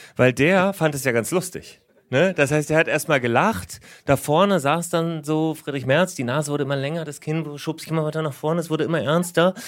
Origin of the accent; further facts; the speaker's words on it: Lower Saxony, Germany; Als Niedersachse